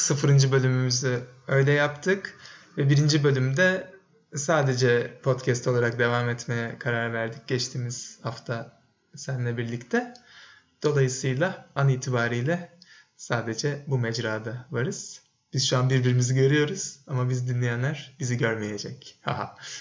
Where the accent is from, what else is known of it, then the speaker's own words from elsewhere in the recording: Bursa, Turkey; moved away as an adult; Bursa'da doğdum ben. Lise bitene kadar da orada yaşadım, orada okudum.